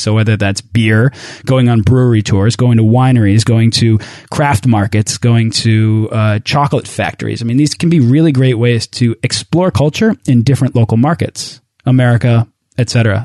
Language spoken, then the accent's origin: English; outside of Boston, Massachusetts, United States; I'm a New England guy, right? So like I grew, I grew up outside of Boston